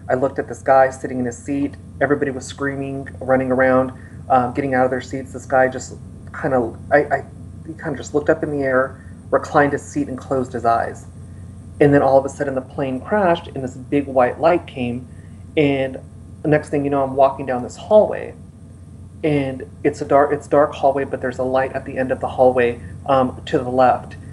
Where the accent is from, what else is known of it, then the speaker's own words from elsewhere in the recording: Los Angeles, California, United States; I'm from Los Angeles.